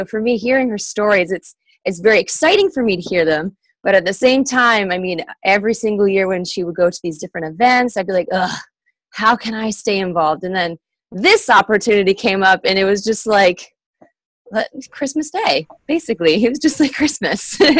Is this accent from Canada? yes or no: yes; Canada; I'm from Canada